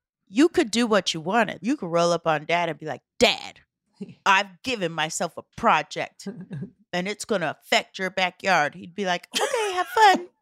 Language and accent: English; Omaha, Nebraska, United States; we grew up in Omaha, Nebraska, and there yeah. wasn't a lot